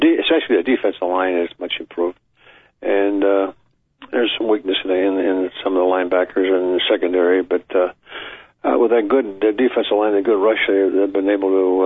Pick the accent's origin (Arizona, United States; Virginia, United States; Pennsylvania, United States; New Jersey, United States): Pennsylvania, United States; Pittsburgh; moved away as an adult; now in Detroit, United States; that's where I belonged, and that's my hometown